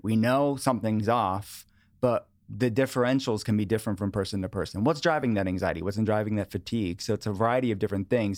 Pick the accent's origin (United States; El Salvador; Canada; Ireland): United States; outside of Pittsburgh, Pennsylvania; I grew up in a household that my parents were interested in wellness. Before wellness was a thing, in the eighties and nineties, outside of Pittsburgh